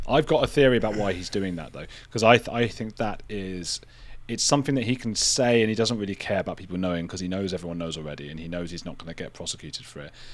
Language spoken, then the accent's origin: English; United Kingdom; being British